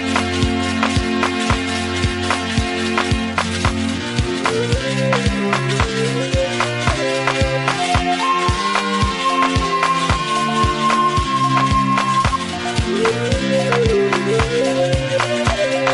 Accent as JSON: {"language": "English", "country": "South Africa", "said": "I'm a South African taxpayer."}